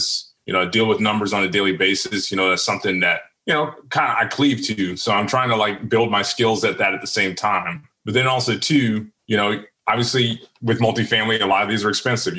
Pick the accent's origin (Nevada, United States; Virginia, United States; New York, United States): Virginia, United States; moved away; I'm from Virginia originally